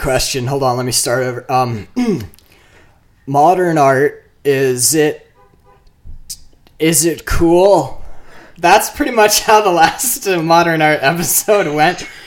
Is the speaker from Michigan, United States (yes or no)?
yes; Marquette, Michigan, United States; I'm from Marquette, Upper Michigan.